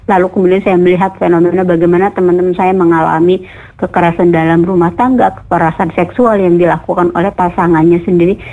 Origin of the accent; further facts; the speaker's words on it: Brebes, Central Java, Indonesia; now in Cirebon, Indonesia; saya aslinya Jawa Tengah sebenarnya saya aslinya Brebes